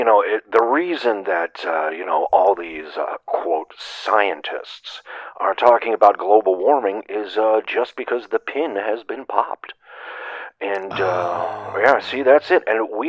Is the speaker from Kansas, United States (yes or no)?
yes; Bogota, Kansas, United States; Yes, I'm from Bogota, Kansas.